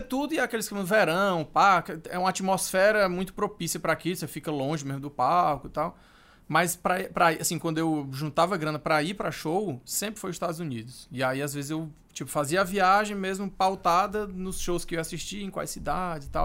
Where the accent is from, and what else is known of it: Brazil